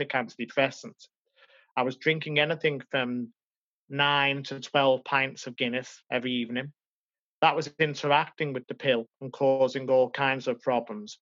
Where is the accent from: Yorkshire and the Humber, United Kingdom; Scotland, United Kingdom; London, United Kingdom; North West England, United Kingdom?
North West England, United Kingdom; Liverpool; also born or lived in Madrid, Spain; I came home to Liverpool